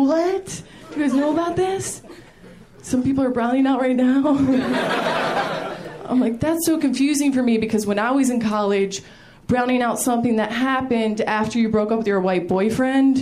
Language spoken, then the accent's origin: English; Maryland, United States; I'm originally from Maryland. I come from a big family